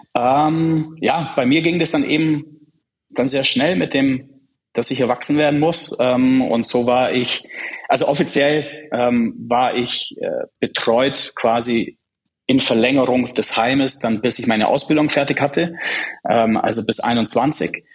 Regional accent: Germany; German is a second language; also born or lived in Prague, Czech Republic; Erste Klasse war noch in Prag. Bin dann direkt nach Deutschland in die zweite Klasse gekommen. Ich konnte ja kein Deutsch.

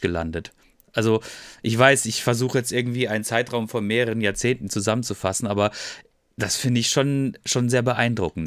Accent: Freiburg, Baden-Württemberg, Germany; Ich bin 76er Baujahr und ich komme aus Freiburg

